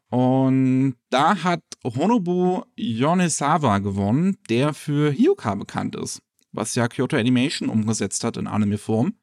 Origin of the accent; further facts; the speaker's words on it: Germany; bei uns in Deutschland